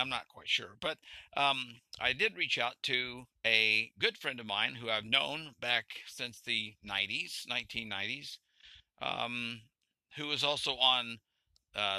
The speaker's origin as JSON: {"language": "English", "region": "Arkansas", "country": "United States", "tie": "born or raised there", "also_born_or_lived": "central Pennsylvania", "moved": "yes", "lives_now": "Pennsylvania, United States", "said": "I moved from Arkansas, where I grew up."}